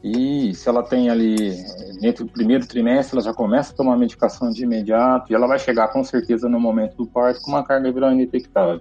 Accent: Brazil; a gente como brasileiro

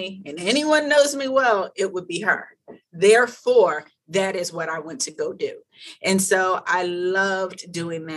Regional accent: Philadelphia, Pennsylvania, United States; moved away; So I'm originally from West Philadelphia

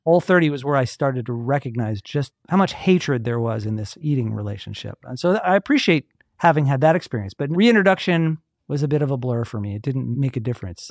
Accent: Atlanta, Georgia, United States; I grew up in Atlanta. I've been here my whole

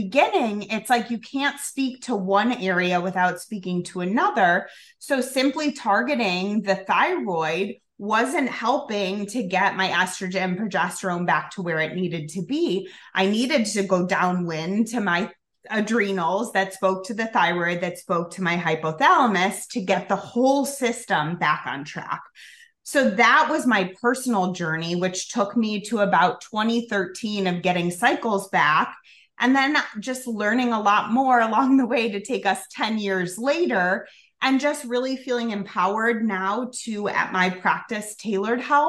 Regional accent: Chicago, Illinois, United States; also born or lived in Colorado; I'm from Chicago, so this is my home base

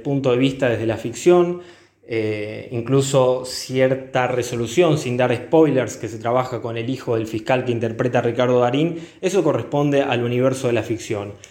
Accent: Argentina; los que fuimos a Verdad y somos de Argentina

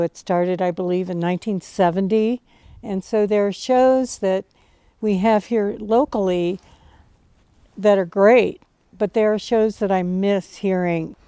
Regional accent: Cincinnati, Ohio, United States; I grew up in Cincinnati in the suburbs

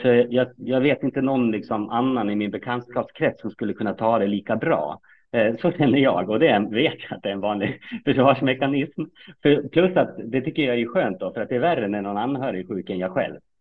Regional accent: Fagersta, Västmanland, Sweden; moved away as an adult; also born or lived in Kalmar / Uppsala; jag är uppfostrad och uppväxt i Fagersta

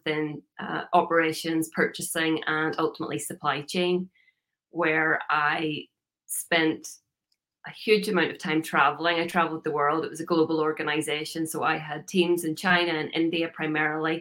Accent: Northern Ireland, United Kingdom; moved away as an adult; now in United States; I'm originally from Northern Ireland. You can probably hear by the accent. I lived there for a long time, 37 years

